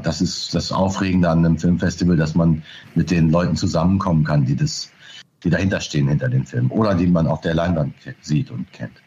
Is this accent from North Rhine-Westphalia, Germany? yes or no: no; Burgdorf, Lower Saxony, Germany; moved away as an adult; also born or lived in Hanover / Berlin; now in Oldenburg, Germany; ich bin tatsächlich in Burgdorf bei Hannover zur Schule gegangen und bin dort, in Hannover bin ich auch geboren